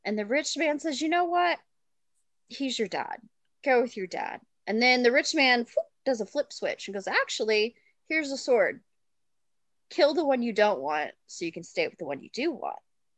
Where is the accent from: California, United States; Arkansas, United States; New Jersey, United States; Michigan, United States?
Arkansas, United States; I grew up in Arkansas, so that area.